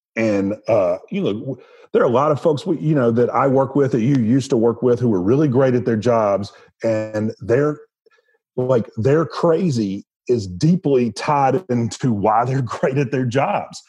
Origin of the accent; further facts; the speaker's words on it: the South, United States; growing up in the South